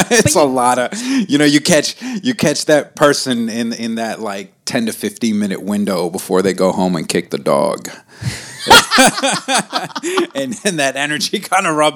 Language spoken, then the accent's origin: English; Lebanon; Uh, I'm from Lebanon. I grew up there for, a, I want to say like I've lived in Lebanon for about 15 years.